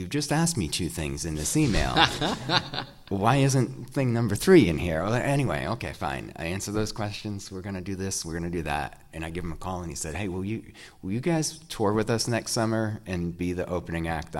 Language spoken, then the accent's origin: English; Rhode Island, United States; We're from Rhode Island, so we live kind of near each other.